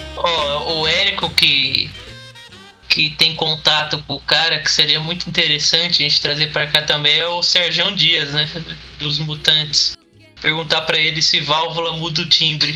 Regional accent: Brazil; a gente, como brasileiro, e também como um, um país colonizado

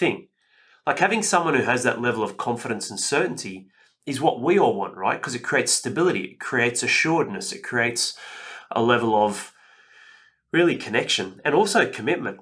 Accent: Penrith, New South Wales, Australia; also born or lived in Northern Beaches, Sydney; I grew up in Western Sydney in Penrith, and it wasn't a ghetto, but I lived in St Clair

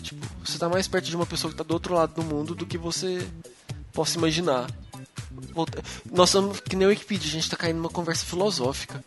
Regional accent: Uberlândia, Minas Gerais, Brazil; Uberlândia, que é minha cidade

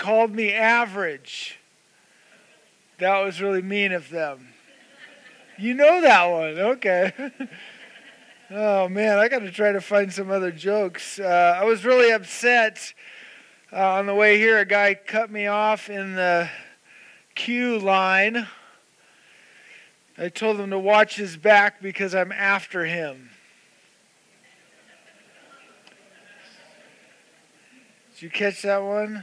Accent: the Valley, Idaho, United States; moved away as an adult; also born or lived in Atlanta, Georgia / Boise; I grew up here in the Valley. I went to Bora High School, went to NNU

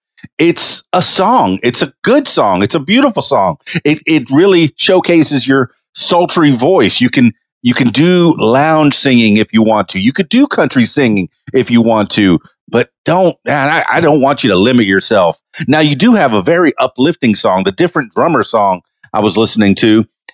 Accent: Indianapolis, Indiana, United States; So, all right, growing up in Indianapolis, I know that there's snow there.

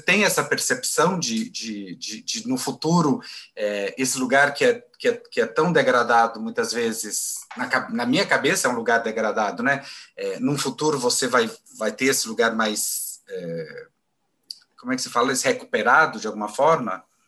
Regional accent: Goiânia, Goiás, Brazil; moved away as an adult; now in São Paulo, Brazil; sou de Goiânia, né? E cheguei em São Paulo em 2003.

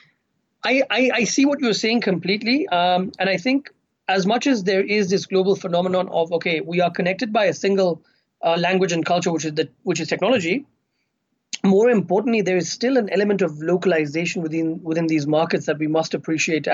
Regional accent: Kenya; I've grown up in Kenya

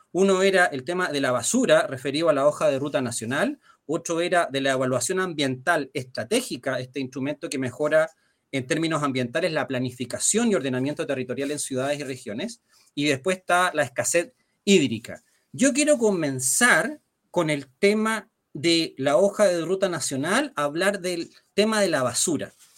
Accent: Chile; nosotros como chilenos

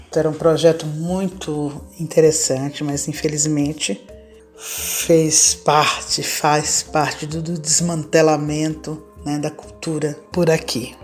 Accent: Salvador, Bahia, Brazil; moved away as an adult; now in São Paulo, Brazil; nasci em Salvador, Bahia, em 1962. Hoje eu vivo em São Paulo, capital, há mais de 40 anos

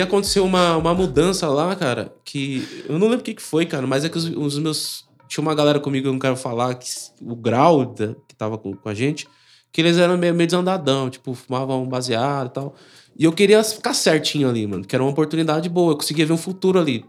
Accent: São Paulo, Brazil; Eu nasci no Butantã

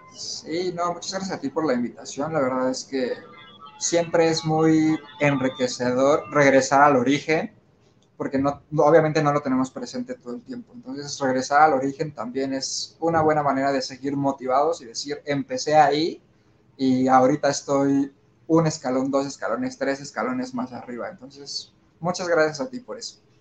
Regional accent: Mexico; somos mexicanos y estamos llenos y rodeados de la cultura mexicana

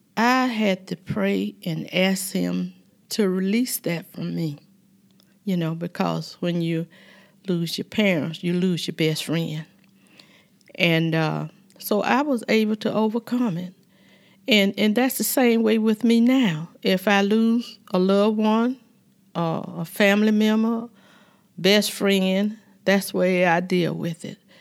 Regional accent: Dawson, Georgia, United States; also born or lived in Cusper, Georgia; I was born in Cusper, Georgia, but my parents stayed in Dawson, Georgia

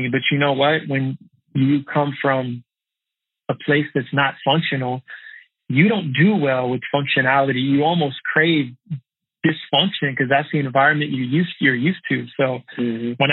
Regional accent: outside of Dallas, Texas, United States; I was raised outside of Dallas, Texas.

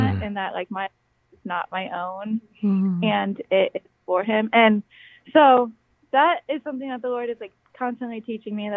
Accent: Lakeland, Florida, United States; moved away as an adult; now in Minnesota, United States; I'm from Florida, grew up in Florida

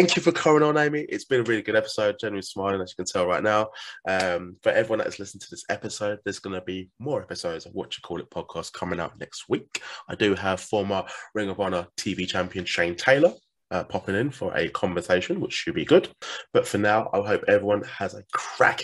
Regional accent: United Kingdom; accent: British; has a British accent

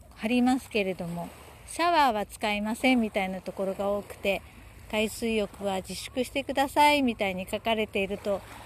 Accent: Yokohama, Kanagawa, Japan; moved away as an adult; also born or lived in Tokyo; now in Shikoku, Japan; 私は横浜で育った

